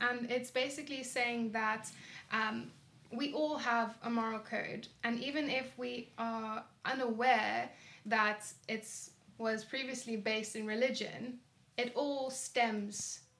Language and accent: English; Cape Town, Western Cape, South Africa; I was born in Cape Town. I've been here for most of my life